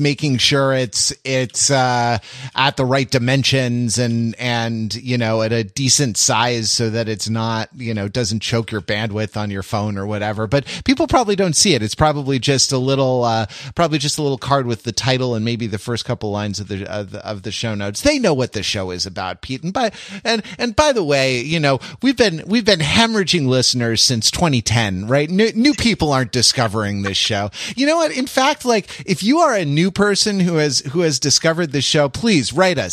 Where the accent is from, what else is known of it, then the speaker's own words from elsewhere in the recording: United Kingdom; I'm British